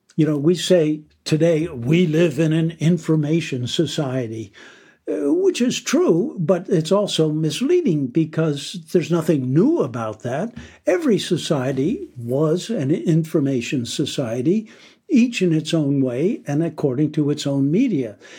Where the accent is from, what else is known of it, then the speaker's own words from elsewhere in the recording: United States; I'm an American myself